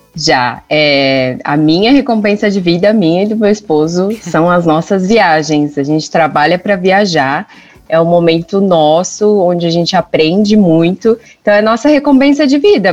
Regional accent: São Paulo, Brazil; Isso, sou de São Paulo. Paulistana

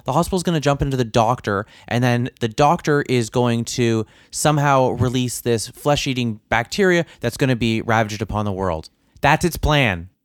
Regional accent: Canada; being a Canadian

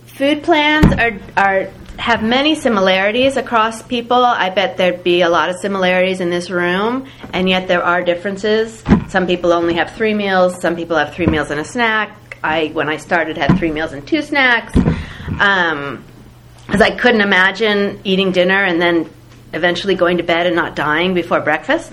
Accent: the Bay Area, California, United States; I grew up in the Bay Area

